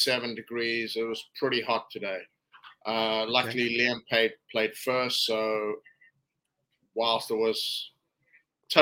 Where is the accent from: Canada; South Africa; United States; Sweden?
South Africa; as a South African